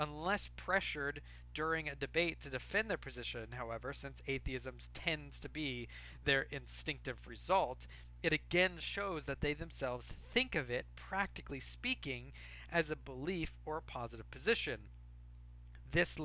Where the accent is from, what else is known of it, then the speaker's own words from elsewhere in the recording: United States; I'm an American.